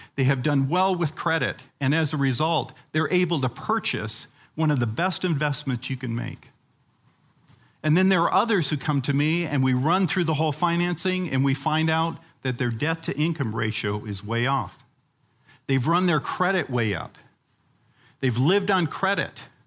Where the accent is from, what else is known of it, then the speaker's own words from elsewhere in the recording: Uganda; moved away; When I was a kid growing up in Africa, um, in the country of Uganda